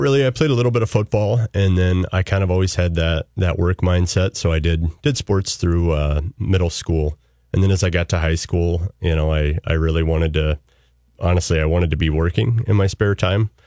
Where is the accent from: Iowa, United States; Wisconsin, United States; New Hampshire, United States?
Iowa, United States; central; moved away; I was born and raised in central Iowa